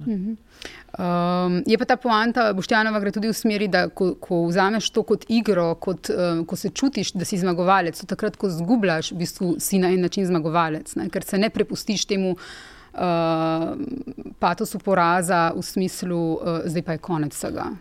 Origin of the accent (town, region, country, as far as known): Slovenia